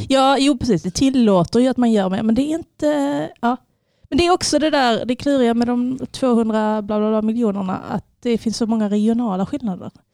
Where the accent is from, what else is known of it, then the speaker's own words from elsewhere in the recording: Sweden; Jag är född i Sverige. Mina föräldrar har velat att jag pratar fin, fin svenska, fin franska.